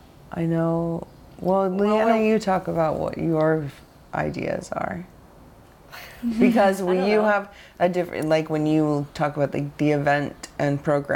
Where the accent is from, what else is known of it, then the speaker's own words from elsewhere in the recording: Pacific Northwest, United States; and I'm from the Northwest. We both lived in Portland